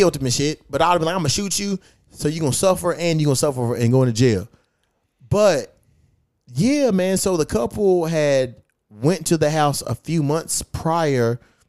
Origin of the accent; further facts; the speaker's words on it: Kentucky, United States; now in California, United States; Kentucky's my hometown